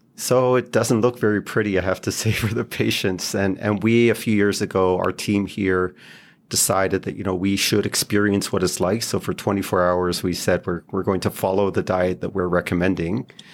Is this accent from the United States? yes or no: no; Israel; moved away as an adult; also born or lived in Toronto; I grew up in Israel, went, I did medical school and pediatrics there